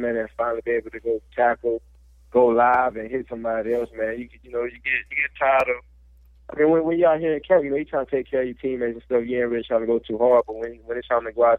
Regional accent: Louisiana, United States; I'm from Louisiana

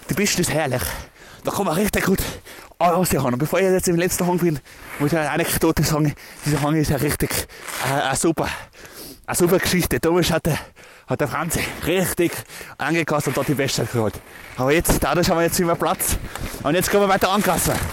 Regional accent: Tyrol, Austria; Ich bin aus Tirol.

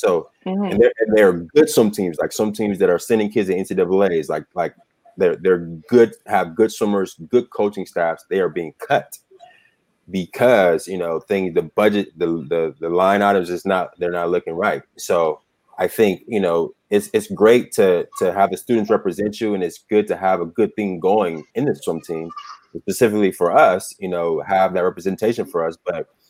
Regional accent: California, United States; Like, and I'm from Southern California, you know, my high school was probably 25% Black

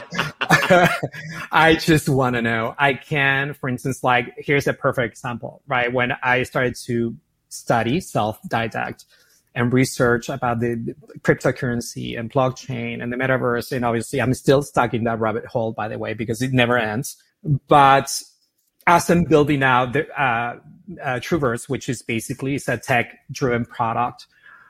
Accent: Buenos Aires, Argentina; moved away as an adult; also born or lived in San Francisco / Miami; as you can hear my accent, I'm from Argentina, from Buenos Aires, born and raised. Moved to San Francisco when I was 20 years old.

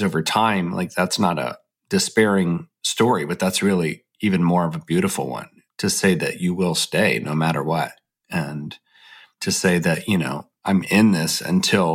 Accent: the South, United States; We are both from the South and sort of found our way to a college in Birmingham, Alabama

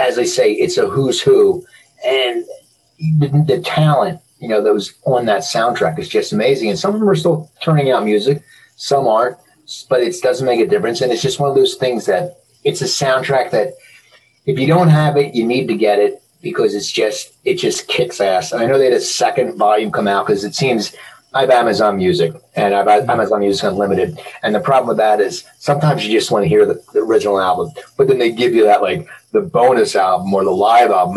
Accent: Philadelphia, Pennsylvania, United States; moved away; also born or lived in Cherry Hill, New Jersey / Los Angeles / San Diego; I grew up in Philadelphia. I lived in L.A. and San Diego, so I know the West Coast

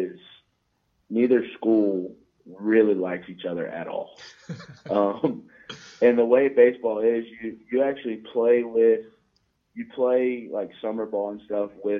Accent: Jacksonville, Florida, United States; moved away; also born or lived in Tallahassee, Florida; I'm from Jacksonville

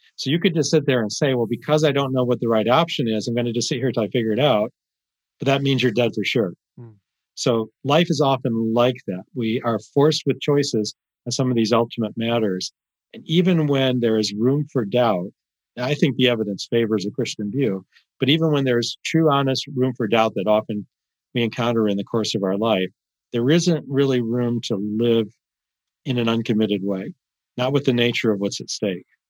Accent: Michigan, United States; I grew up in the Midwest, small blue collar family. Uh, but it was an unusual town, about uh, 12,000 townspeople in this small Michigan town

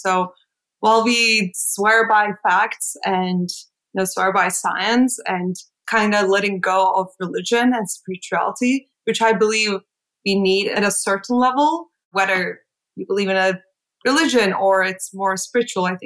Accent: Istanbul, Turkey; English is a second language; moved away as an adult; now in New York, United States; I'm from Istanbul, Turkey. I have spent all my life up until moving to go to NYU, to New York. So I was there all my life

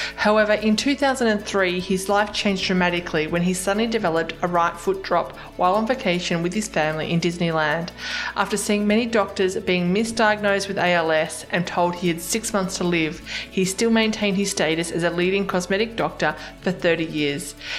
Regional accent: Australia; I'm an Aussie

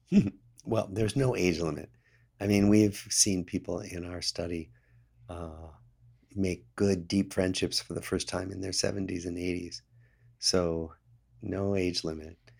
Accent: Des Moines, Iowa, United States; moved away as an adult; I grew up in Des Moines, Iowa

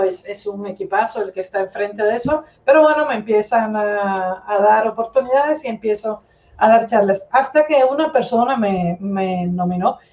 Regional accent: Cuba; moved away as an adult; also born or lived in Moscow, Russia; now in Spain; soy cubana de nacimiento, soy cubana y española de adopción. Eh, me crié, viví en Cuba toda la vida

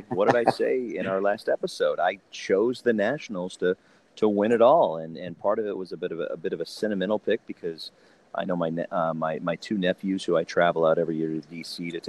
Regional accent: downstate Illinois, United States; I'm a downstater, right? So I grew up watching WCIA in Champaign.

